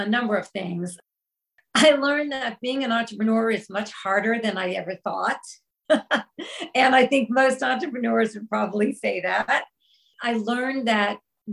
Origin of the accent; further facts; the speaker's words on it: the New York area, United States; I grew up in the New York area, you know, very happy childhood